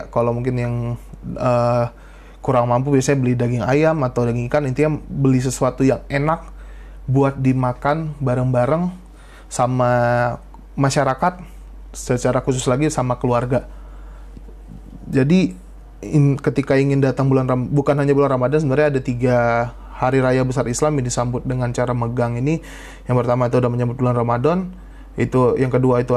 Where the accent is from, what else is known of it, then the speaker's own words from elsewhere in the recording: Aceh, Indonesia; Khususnya ini adalah budaya yang ada di wilayah gue, di kampung gue, di tradisi di Provinsi Aceh itu ada tradisi yang namanya megang.